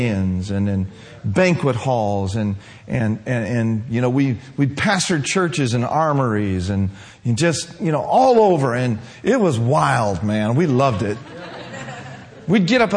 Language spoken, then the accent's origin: English; Minneapolis, Minnesota, United States; also born or lived in Willmar, Minnesota; I grew up in Minneapolis-St. Paul area, Minneapolis side